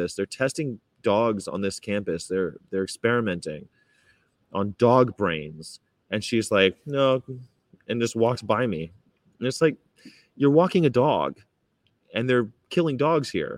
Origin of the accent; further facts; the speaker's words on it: California, United States; I'm from California, traveling America